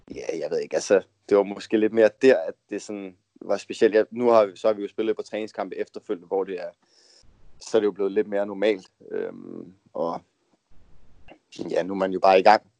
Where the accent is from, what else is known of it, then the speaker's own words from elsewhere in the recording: Denmark; moved away as an adult; vi er jo tre danskere, der bor her ved siden af hinanden heroppe